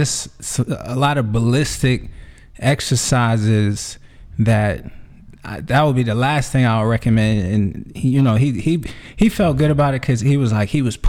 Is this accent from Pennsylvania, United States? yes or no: no; New York, United States; now in Atlanta, United States; I'm from New York